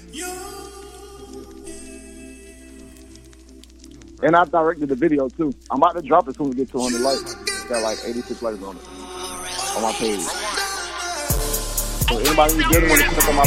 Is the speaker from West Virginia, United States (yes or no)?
no; Atlanta, Georgia, United States; I'm from Georgia. Atlanta, Georgia